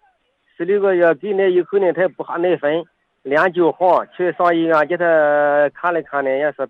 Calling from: Weifang, Shandong, China; 哎，我是潍坊的播音员嘞。

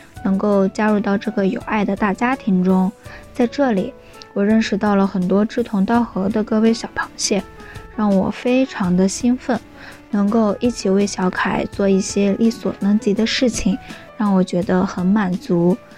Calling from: Anhui, China; 我是来自左耳电台文编部的…，我在安徽

